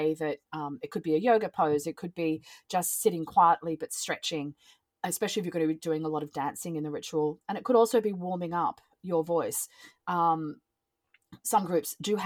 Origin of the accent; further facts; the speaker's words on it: Australia; I'm from Australia, so as you can hear by the accent